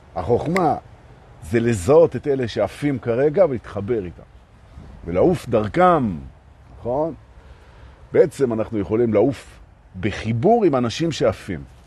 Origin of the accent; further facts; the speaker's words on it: Jerusalem, Jerusalem District, Israel; moved away; אני הרי ירושלמי במקור, מלפני